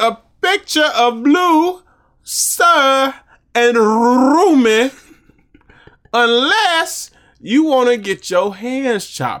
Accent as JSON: {"language": "English", "country": "Venezuela", "lives_now": "New Jersey, United States", "said": "You thought I was in Los Angeles, but I'm a New Jersey boy, even though I'm from Venezuela."}